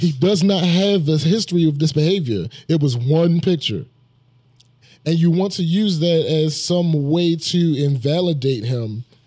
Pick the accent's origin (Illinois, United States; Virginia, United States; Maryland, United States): Maryland, United States; Baltimore; We are from the same place